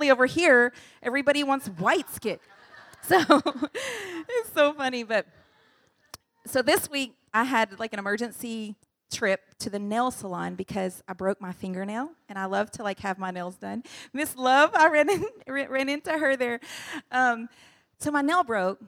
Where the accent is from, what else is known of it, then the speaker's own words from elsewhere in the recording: United States; moved away as an adult; now in Indonesia; we're from the U.S., we're from the United States